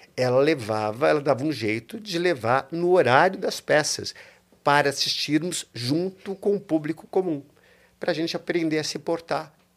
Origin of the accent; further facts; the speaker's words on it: São Paulo, Brazil; Eu nasci em São Paulo